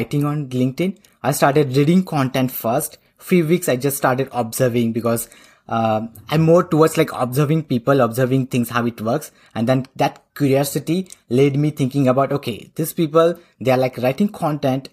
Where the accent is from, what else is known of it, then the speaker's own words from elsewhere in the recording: India; accent: Indian; moved away as an adult; now in Oslo, Norway; but I'm originally from India. So I belong to India